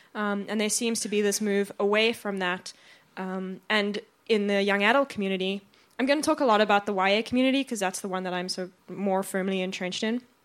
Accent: South Africa; also born or lived in Australia / Finland; now in Sweden; I'm originally from South Africa, but I've lived in Australia, Finland, and now in Sweden.

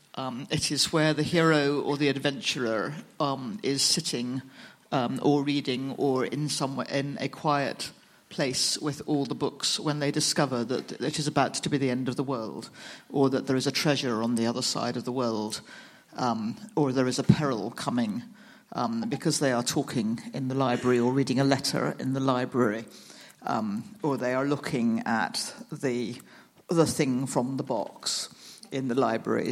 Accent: United Kingdom; I, am from the UK

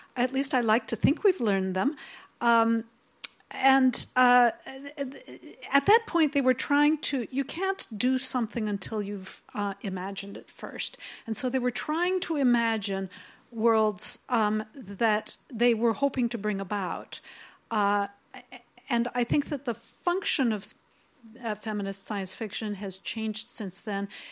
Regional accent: United States; I'm here from the United States

